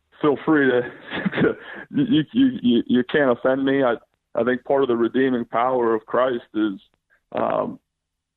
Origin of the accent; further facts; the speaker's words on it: Youngstown, Ohio, United States; moved away; also born or lived in Cincinnati, Ohio; I'm from Youngstown, Ohio. And so Youngstown's a very popular hotbed for football